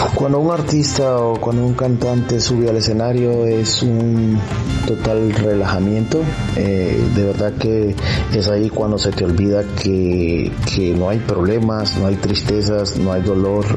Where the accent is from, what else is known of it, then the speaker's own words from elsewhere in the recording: San Pedro Sula, Cortés, Honduras; now in Houston, United States; mi país de nacimiento es Honduras, eh, pero resido en la ciudad de Houston, Texas y soy nacido en la ciudad de San Pedro Sula, Honduras, Centroamérica.